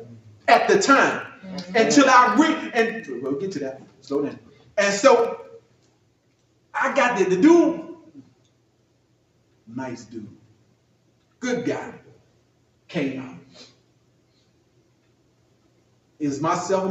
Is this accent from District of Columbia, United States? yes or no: yes; Washington, District of Columbia, United States; I'm from Southeast Washington D.C.